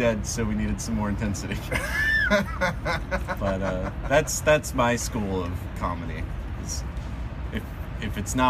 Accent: United States; also born or lived in New Brunswick, New Jersey; I mean, I kind of just grew up here.

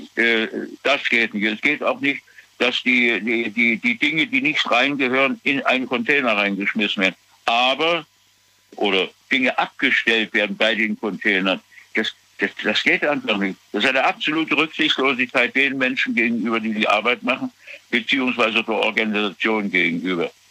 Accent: Germany; Bei uns in Deutschland

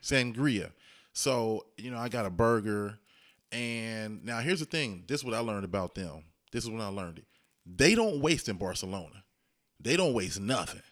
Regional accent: Dayton, Ohio, United States; I'm from Ohio, Dayton, Ohio.

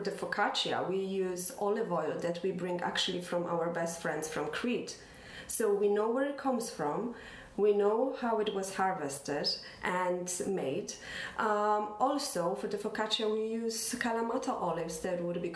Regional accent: Poland; moved away as an adult; now in Ireland; we're from Poland. We came to Ireland 17 years ago

